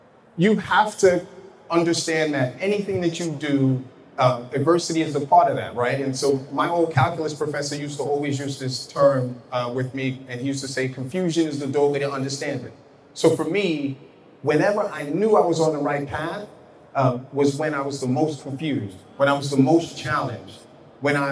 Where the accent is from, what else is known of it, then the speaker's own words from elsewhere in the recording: New York City, New York, United States; growing up in Brooklyn, growing up in Bed-Stuy